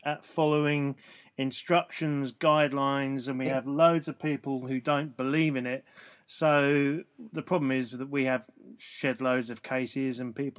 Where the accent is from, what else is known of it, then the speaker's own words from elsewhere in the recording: London, United Kingdom; I live in London, and I've lived in London since I was very small.